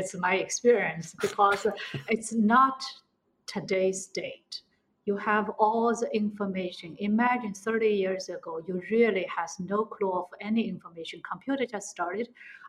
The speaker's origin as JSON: {"language": "English", "region": "Shanghai", "country": "China", "said": "I'm from Shanghai, yes."}